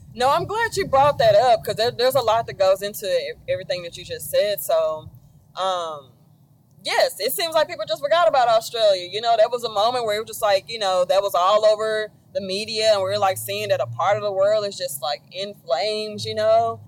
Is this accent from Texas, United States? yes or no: yes; Dallas, Texas, United States; I'm from Dallas